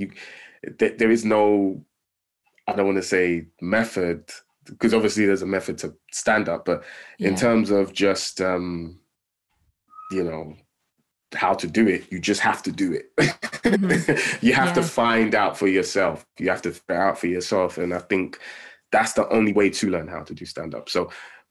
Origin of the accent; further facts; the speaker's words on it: London, United Kingdom; I grew up in Tottenham